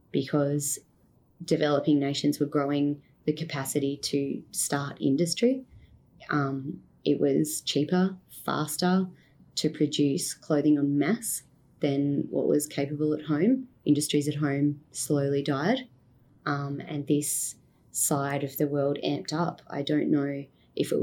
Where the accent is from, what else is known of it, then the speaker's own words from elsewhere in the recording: Australia; moved away as an adult; now in Cambodia; Being Australian and living in Cambodia